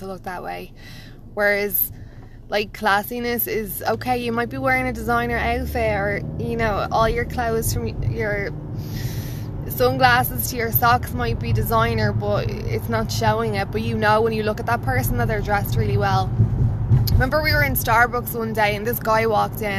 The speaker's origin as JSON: {"language": "English", "country": "Ireland", "said": "I'm Irish, so we just say Jeep"}